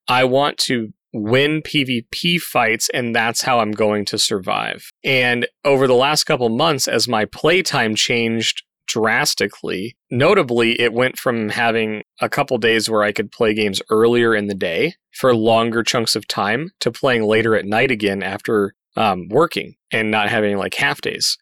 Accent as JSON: {"language": "English", "region": "Colorado", "country": "United States", "tie": "born or raised there", "moved": "yes", "said": "my home state, Colorado"}